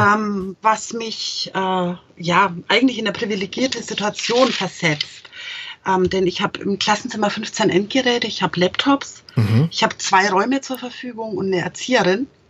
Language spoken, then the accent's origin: German; Franconia, Germany; als Franke.